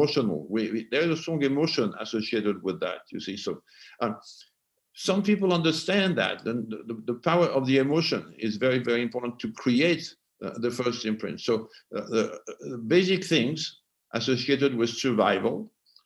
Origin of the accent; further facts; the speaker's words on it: France; English is a second language; moved away as an adult; also born or lived in Los Angeles, United States; now in United States; I was born in France and today I'm an American